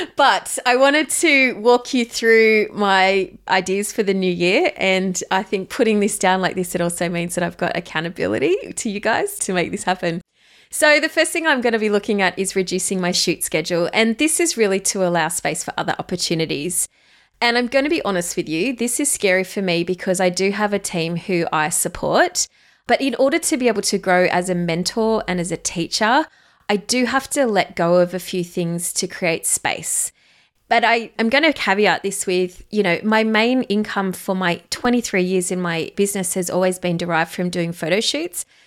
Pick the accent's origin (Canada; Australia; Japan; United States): Australia; accent: Australian; You can hear it in my accent if you haven't heard, listened to us do before. I am an Aussie girl.